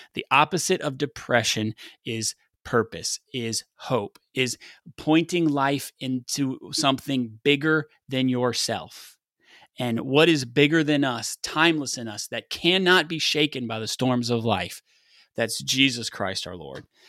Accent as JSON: {"language": "English", "region": "West Texas", "country": "United States", "tie": "born or raised there", "said": "I grew up in West Texas playing football"}